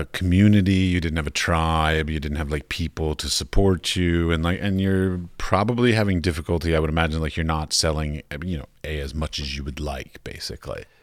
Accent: United States; moved away as an adult; I come from the United States

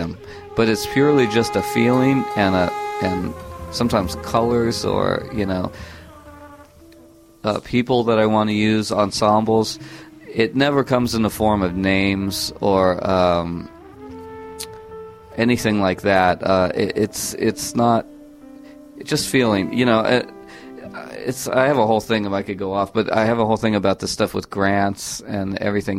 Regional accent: California, United States; I grew up in California, so very near the San Andreas Fault

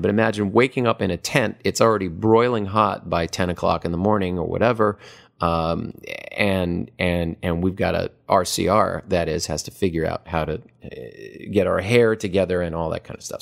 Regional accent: Hawaii, United States; moved away as an adult; also born or lived in Los Angeles; I am from Hawaii.

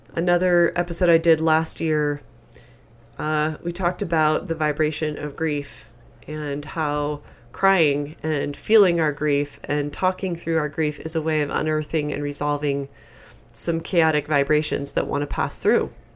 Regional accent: East Coast, United States; as I was growing up on the East Coast

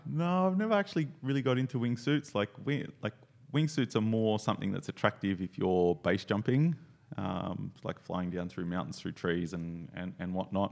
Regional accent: Australia; I'm from Australia

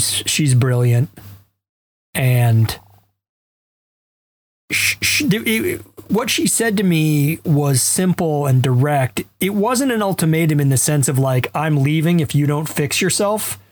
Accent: Alabama, United States; I'm a white guy who grew up middle class in Alabama

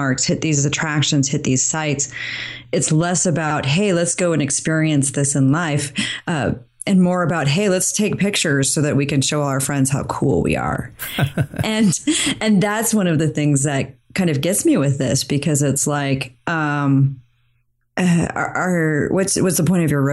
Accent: Idaho, United States; I grew up in Idaho

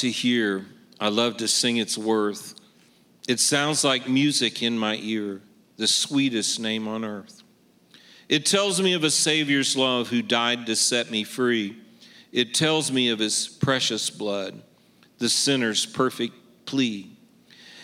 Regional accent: Kansas City, Missouri, United States; I'm from Kansas City, Missouri.

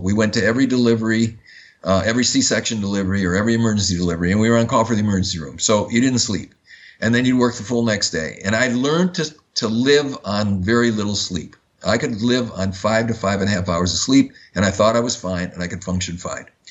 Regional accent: Madison, Wisconsin, United States; I grew up in Madison, Wisconsin, which is the which is the home of Oscar Mayer meatpacking

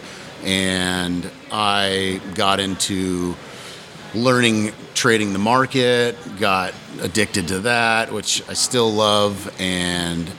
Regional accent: Seattle, Washington, United States; also born or lived in New York; I'm from Seattle. I spent quite a bit of time in New York up until I was about 13 and came back to Seattle.

